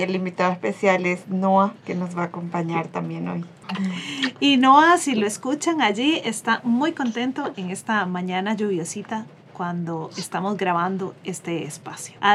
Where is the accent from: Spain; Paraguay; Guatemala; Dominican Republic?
Paraguay; moved away as an adult; now in Costa Rica; yo soy paraguaya